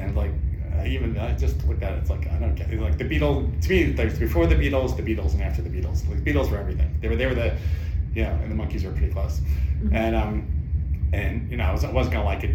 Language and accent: English; New York, United States; I'm from New York